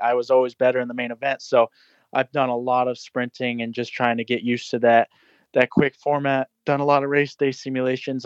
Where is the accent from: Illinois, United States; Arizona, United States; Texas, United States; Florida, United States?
Florida, United States; I'm originally from Florida, and I've been on the East Coast for my whole life